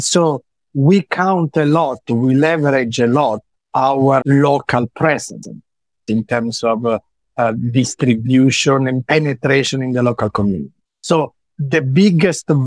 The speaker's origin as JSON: {"language": "English", "town": "Lecce", "region": "Apulia", "country": "Italy", "said": "I come from Lecce"}